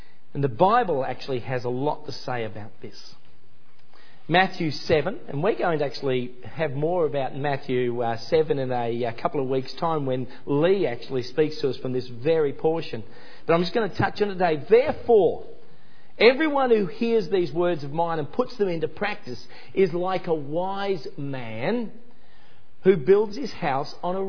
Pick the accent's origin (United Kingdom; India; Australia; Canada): Australia; Ipswich, Queensland; my hometown in Ipswich in Queensland